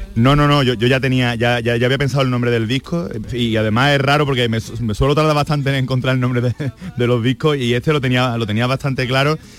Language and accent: Spanish; Andalusia, Spain; yo soy andaluz